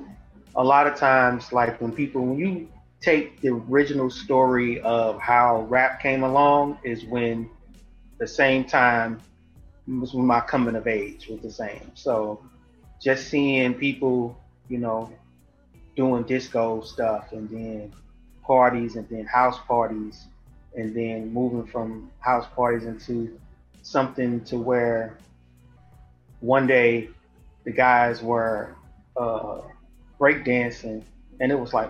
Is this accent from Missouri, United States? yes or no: yes; St. Louis, Missouri, United States; Southside St. Louis